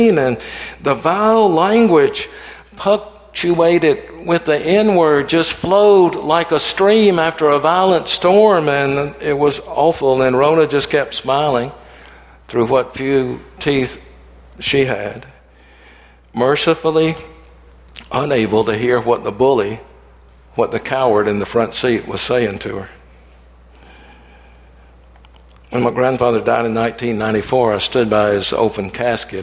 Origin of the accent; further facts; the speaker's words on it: Atlanta, Georgia, United States; growing up in Atlanta in the late 50s and in the 60s